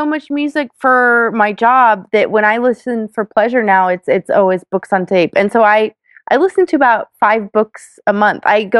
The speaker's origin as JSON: {"language": "English", "town": "Austin", "region": "Texas", "country": "United States", "tie": "born or raised there", "moved": "yes", "said": "I was born and raised in Austin, Texas"}